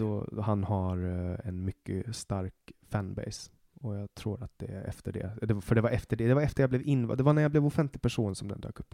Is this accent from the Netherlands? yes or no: no; Åland, Åland Islands; accent: Åland Swedish; now in Stockholm, Sweden; och det gör jag ju, i och med att jag kommer från Åland